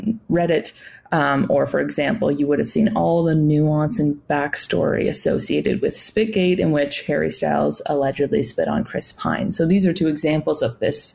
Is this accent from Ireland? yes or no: no; Canada; as a Canadian